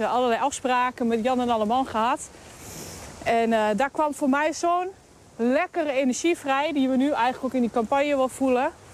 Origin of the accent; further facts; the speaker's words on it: Hengelo, Overijssel, Netherlands; geboren en getogen in Hengelo